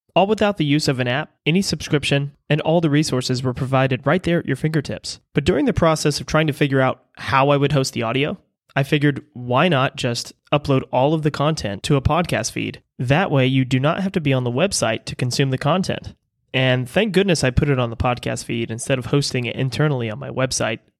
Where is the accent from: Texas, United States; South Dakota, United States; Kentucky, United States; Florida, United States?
Texas, United States; Galveston; moved away; I was born here in Galveston. I spent a majority of my childhood here on the island